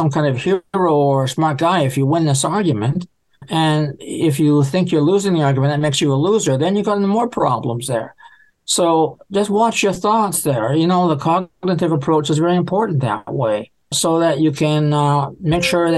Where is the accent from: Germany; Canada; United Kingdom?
Canada; I'm from Canada